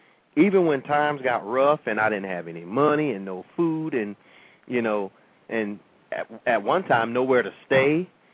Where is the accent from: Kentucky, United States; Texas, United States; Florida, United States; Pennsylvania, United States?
Florida, United States; St. Petersburg; you know, a lot of times people will say, well, why do you want to be the mayor of St. Pete? You don't even live there.